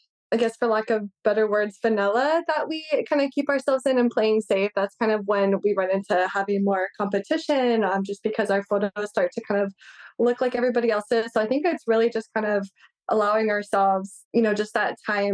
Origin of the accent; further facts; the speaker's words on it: California, United States; moved away as an adult; now in Hawaii, United States; I'm originally from California and I moved out to Hawaii to go to University of Hawaii.